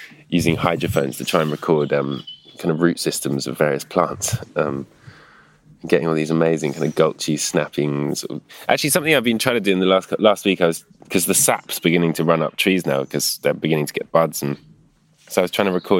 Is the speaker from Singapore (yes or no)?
no; London, United Kingdom; Where I grew up in London, my street used to basically have the river running right outside it